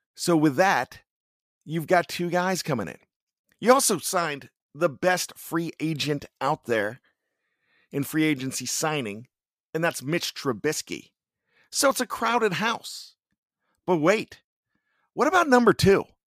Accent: Johnstown, Pennsylvania, United States; accent: Yinzer; now in Maryland, United States; I'm from Western P A. Some of you might argue that 'cause it's Johnstown and say it's central, but West Central, what have you, but my family still has the accent.

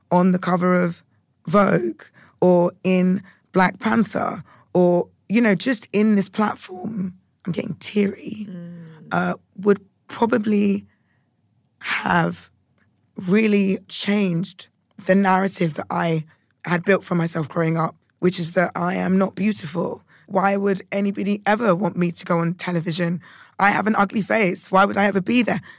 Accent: United Kingdom; being a Brit

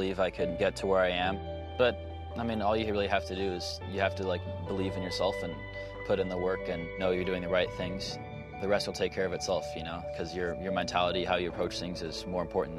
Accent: Sacramento, California, United States; I'm 21 years old and I'm from Sacramento, California.

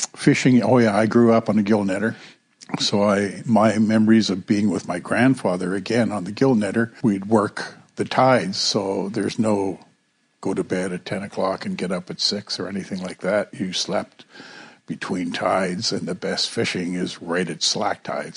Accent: Kitkatla, British Columbia, Canada; also born or lived in Greenville (Nass River), British Columbia; I was baptized in St. Peter's Anglican Church in Kitkatla, which is my home village

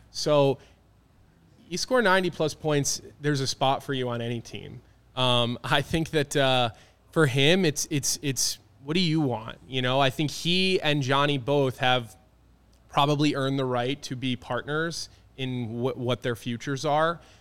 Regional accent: Philadelphia, Pennsylvania, United States; moved away; growing up in Philadelphia, being an Eagles fan

